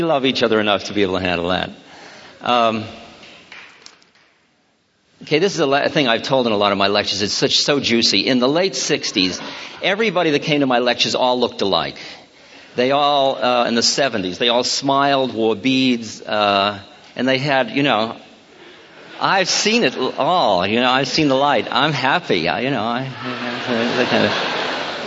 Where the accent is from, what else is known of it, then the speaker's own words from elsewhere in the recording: Newton, Massachusetts, United States; I grew up in Newton. And I was, yes, Weeks Junior High School and Newton High.